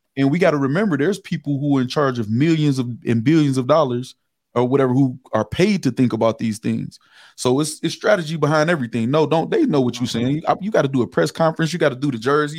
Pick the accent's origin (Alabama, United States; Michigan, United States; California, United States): Michigan, United States; River Rouge; I, I, am from Michigan. I'm from River Rouge, Michigan.